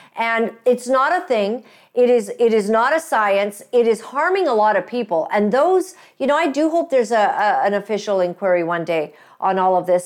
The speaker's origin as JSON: {"language": "English", "country": "Canada", "said": "proud to be Canadian"}